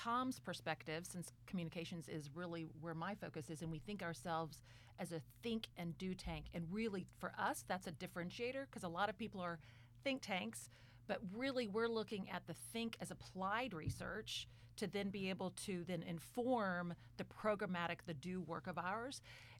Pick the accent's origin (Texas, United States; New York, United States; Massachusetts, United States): Texas, United States; now in Arkansas, United States; I grew up in Texas. I've spent more time here in the state of Arkansas